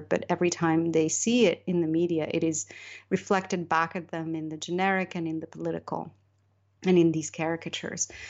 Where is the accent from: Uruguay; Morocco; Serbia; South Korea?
Morocco; moved away; also born or lived in United Kingdom / United States; I was born and raised in Morocco